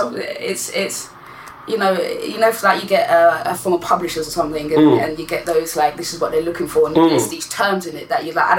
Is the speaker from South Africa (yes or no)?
no; Jamaica; I'm Caribbean, I'm Jamaican.